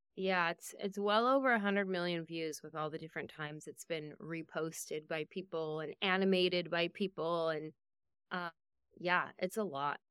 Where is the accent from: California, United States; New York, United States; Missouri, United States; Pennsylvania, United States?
California, United States; San Jose; I grew up in San Jose